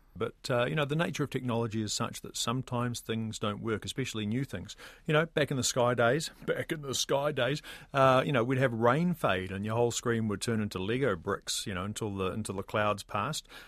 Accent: New Zealand; a New Zealander

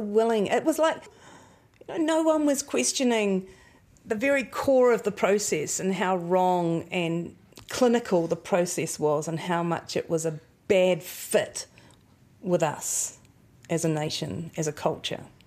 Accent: Nelson, New Zealand; growing up in Nelson, mum and dad did get very involved in counterculture

